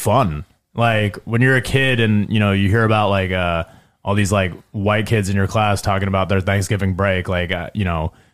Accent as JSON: {"language": "English", "town": "Carmel", "country": "United States", "tie": "born or raised there", "said": "I grew up in Carmel, and in middle school"}